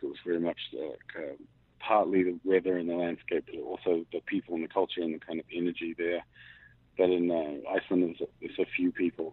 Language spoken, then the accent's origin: English; New Zealand; moved away; I grew up mixed race and I grew up in New Zealand and kind of have three different passports and kind of travel for a living, and I've lived in a few different places